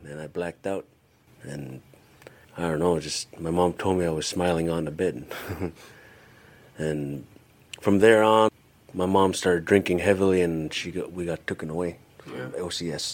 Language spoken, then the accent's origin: English; Kipnuk, Alaska, United States; first language Yupik; moved away as an adult; also born or lived in Tyonek / Kongiganak; now in Anchorage, United States; I grew up in a village called Kipnuk